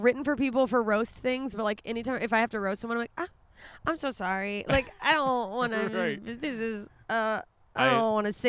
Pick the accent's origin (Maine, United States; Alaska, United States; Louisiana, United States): Alaska, United States; my idea of celebrating solstice comes from growing up in Alaska where we would have a summer solstice festival